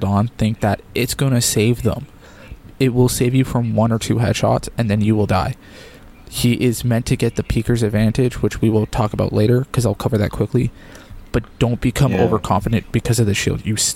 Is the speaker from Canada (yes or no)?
yes; Canada; as a Canadian